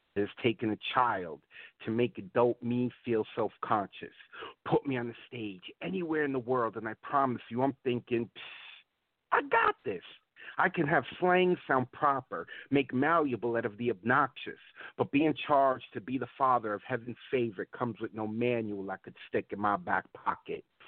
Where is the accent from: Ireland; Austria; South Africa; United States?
United States; New York City, New York; I'm from the Bronx. I'm a Puerto Rican who's uh, born and raised in New York